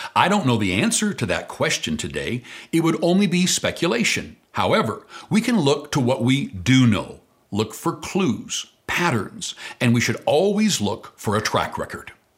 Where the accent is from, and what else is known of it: Canada